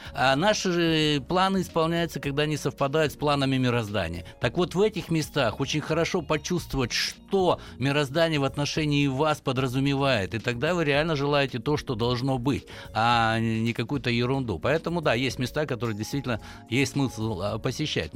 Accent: the Urals, Chelyabinsk Oblast, Russia; я с Урала, из Челябинской области

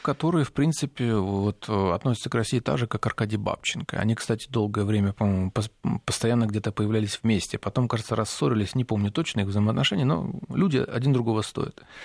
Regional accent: Ukraine; moved away; мы с вами выходцы из Украины

